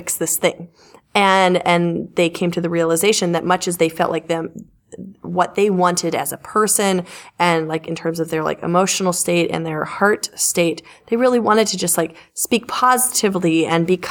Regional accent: the South, United States; I was raised in the South

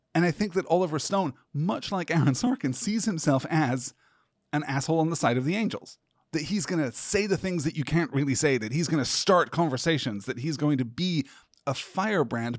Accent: United Kingdom; as a British person who was not schooled in the Vietnam War at all

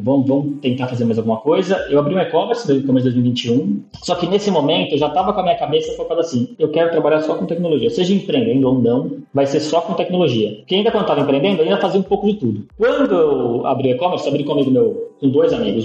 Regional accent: São Paulo, Brazil; now in Portugal; Eu sou de São Paulo, da capital, da zona leste, do Belenzinho, depois eu mudei pra Moca

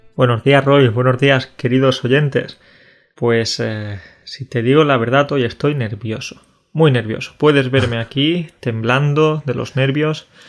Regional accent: Spain; now in Poland; Soy español, pero vivo en Polonia

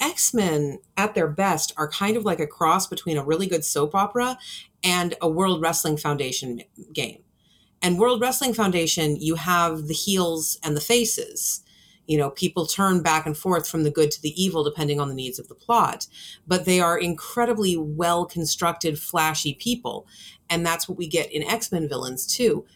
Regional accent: California, United States; moved away; I'm from California originally

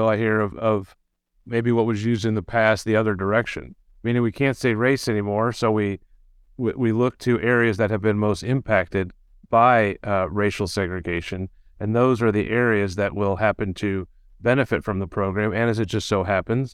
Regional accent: Johnson County, Kansas, United States; I grew up in Johnson County and I've lived in Kansas City, Missouri

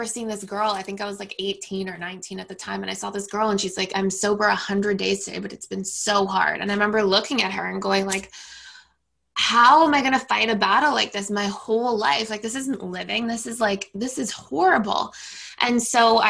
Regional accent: Toronto, Ontario, Canada; also born or lived in United States; I'm born and raised in Toronto, Canada.

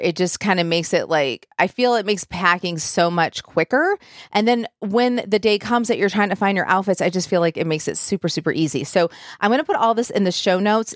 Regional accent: Michigan, United States; now in Nashville, United States; I am from Michigan

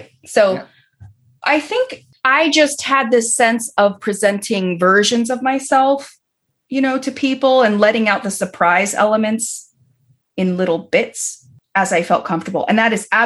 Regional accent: Berkeley, California, United States; moved away as an adult; also born or lived in Los Angeles; I was born in Berkeley and I grew up in the very liberal San Francisco Bay Area

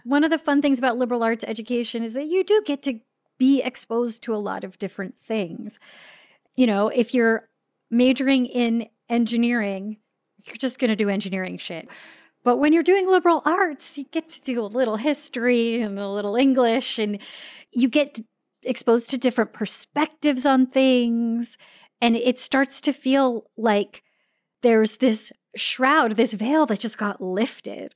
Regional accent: San Diego, California, United States; we grew up in North County, San Diego

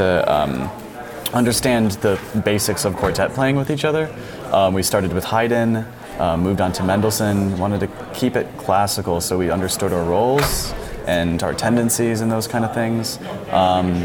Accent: New York, United States; I'm from the state, but not the city

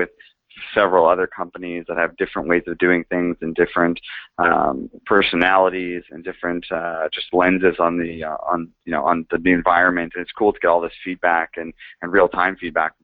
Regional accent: Toronto, Ontario, Canada; moved away as an adult; also born or lived in London, United Kingdom / San Francisco, United States; I'm not from there, but I'm actually from Toronto in Canada

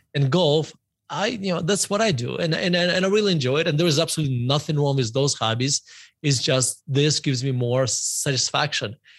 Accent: Murmansk, Murmansk Oblast, Russia; moved away; I grew up in, uh, Murmansk, uh, Russia

